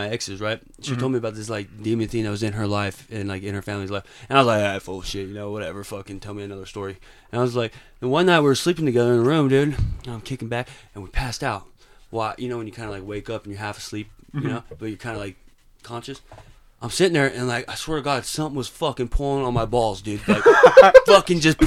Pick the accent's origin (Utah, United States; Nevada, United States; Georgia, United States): Nevada, United States; Las Vegas; I'm 26. I'm from Las Vegas.